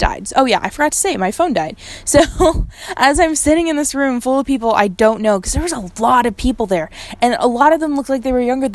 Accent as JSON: {"language": "English", "town": "Fort Worth", "region": "Texas", "country": "United States", "also_born_or_lived": "Lubbock, Texas", "said": "moving home has been great, actually. I am from Fort Worth"}